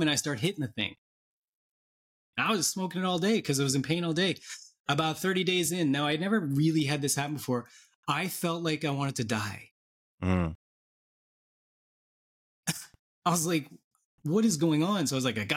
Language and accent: English; Nova Scotia, Canada; moved away; also born or lived in Vancouver, Canada / Western Canada; I'm in Nova Scotia right now. That's where I'm my hometown, and I moved back here from out west a couple years ago. I was there out west for 3 decades